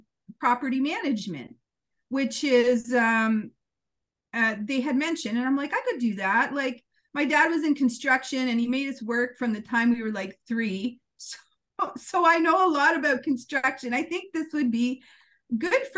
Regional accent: Temagami, Ontario, Canada; I'm from Temagami originally.

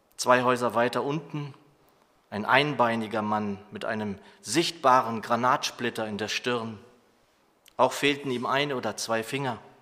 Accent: Germany; als Deutsche

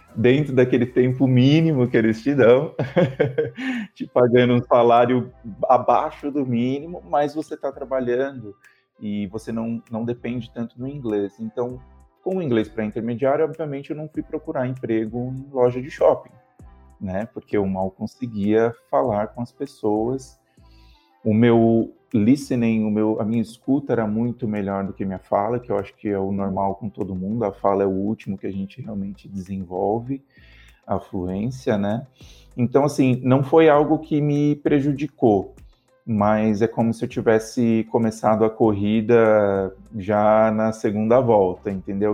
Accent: Brazil; moved away as an adult; now in Australia; a gente também é diferente como brasileiros

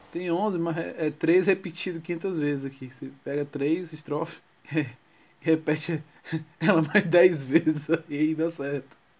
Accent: Northeast Region, Brazil; sou nordestino

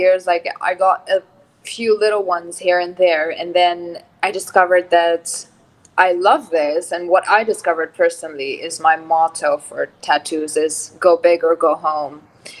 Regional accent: Abu Dhabi, United Arab Emirates; moved away; also born or lived in Lebanon; So I grew up in Abu Dhabi.

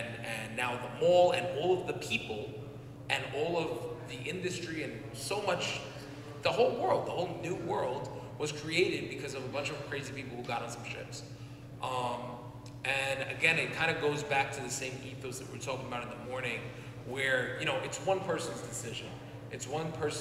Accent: New York, United States; moved away as an adult; now in Puerto Rico; I come from New York where it's really diverse

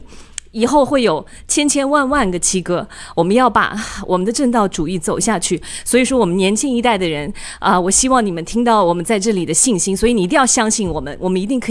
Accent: China; 我们中国人会被更多人所尊敬，而且我们走到世界上是最强的。

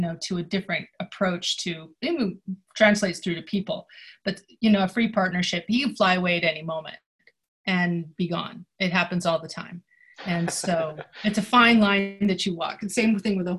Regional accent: Jackson, Wyoming, United States; I grew up in Jackson Hole, and so, you know, we sort of lived out in the Wyoming and the Rocky Mountain open spaces

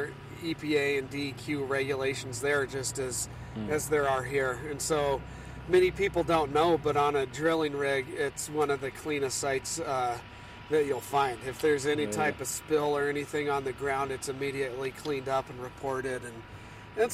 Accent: Corvallis, Oregon, United States; moved away as an adult; also born or lived in Portland, Oregon / California / Texas; now in Bend, United States; I grew up here in Oregon, in Corvallis.

